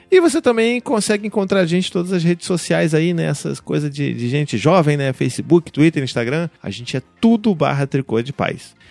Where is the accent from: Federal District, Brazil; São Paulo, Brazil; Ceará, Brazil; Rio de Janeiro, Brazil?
Rio de Janeiro, Brazil; accent: carioca; mulheres cariocas com aquele sotaque que você se identifica, quer dizer, eu me identifico